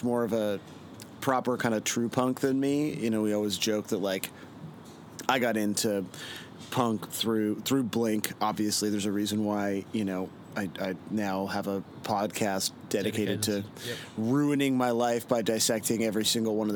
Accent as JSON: {"language": "English", "town": "Toronto", "region": "Ontario", "country": "Canada", "tie": "born or raised there", "said": "I grew up in Etobicoke, which is a suburb of Toronto."}